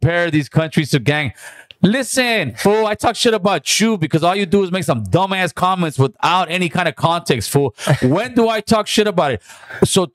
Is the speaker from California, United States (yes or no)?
yes; California, United States; this is my hometown